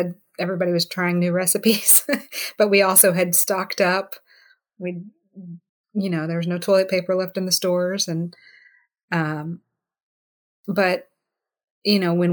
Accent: the South, United States; I grew up in the South, you know, and I didn't like molasses when I was growing up.

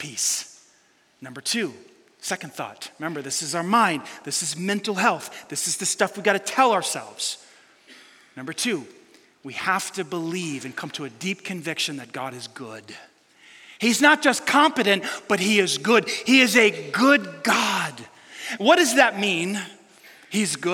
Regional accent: New York City, New York, United States; I grew up in New York City

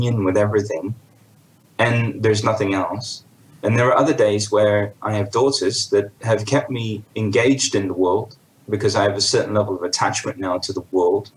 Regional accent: London, United Kingdom; I was born into an Indian family in London in 1978

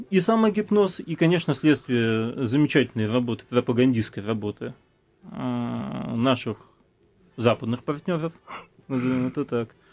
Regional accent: Latvia; now in Russia; после переезда э, в Россию мне пришлось достаточно... Я, я из Латвии. Латвия страна Европейского Союза

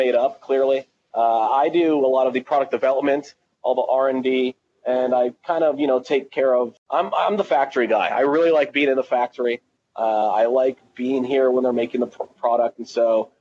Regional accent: Tunisia; moved away; I'm from Tunisia originally

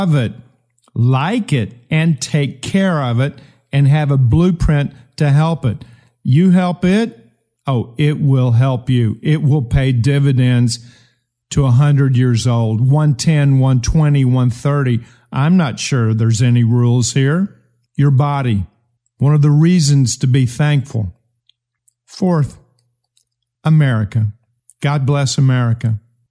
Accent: United States; I'm an American

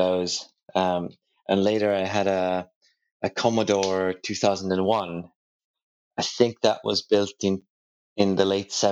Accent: Tallinn, Harju County, Estonia; I was born in Estonia that was then occupied by Soviet Union in 1980. For the first 10 years, I was growing up like all the Soviet kids did at the time

